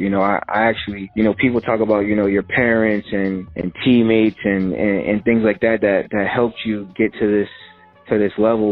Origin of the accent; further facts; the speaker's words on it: Edison, New Jersey, United States; me and my mom are from Edison, which is like an hour and 15 minutes away